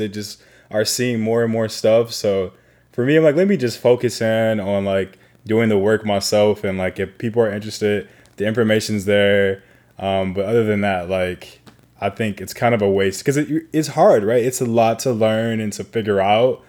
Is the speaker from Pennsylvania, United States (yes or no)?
no; Chicago, Illinois, United States; now in Los Angeles, United States; I'm from Chicago